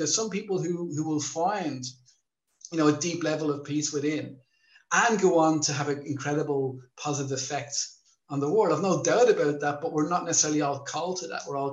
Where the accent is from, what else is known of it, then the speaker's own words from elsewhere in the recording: Ireland; moved away as an adult; now in Thailand; growing up in Ireland as well